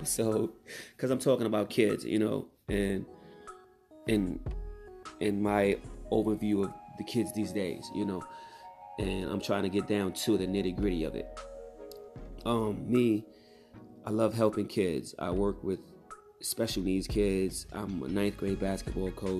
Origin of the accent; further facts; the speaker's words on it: Mount Vernon, New York, United States; I was raised in New York, Mount Vernon, New York